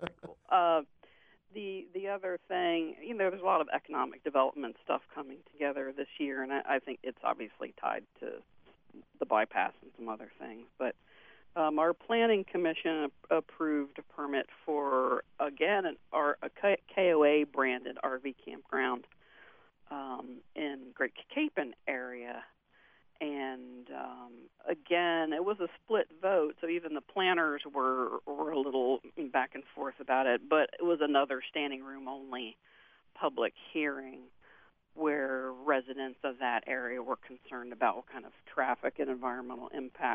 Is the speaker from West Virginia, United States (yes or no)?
yes; Morgan County, West Virginia, United States; I grew up in Morgan County and then left for college and graduate school.